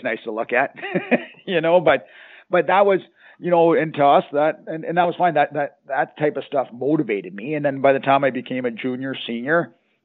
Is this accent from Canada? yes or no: yes; Canada; moved away; I'm from Canada